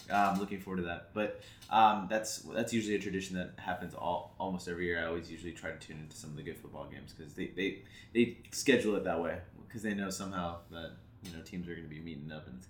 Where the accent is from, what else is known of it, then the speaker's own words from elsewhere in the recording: United States; I'm American.